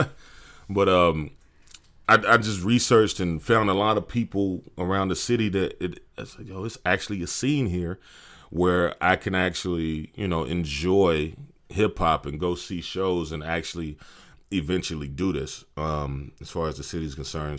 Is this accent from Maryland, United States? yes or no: yes; Maryland, United States; moved away as an adult; now in Austin, United States; I'm originally from Maryland.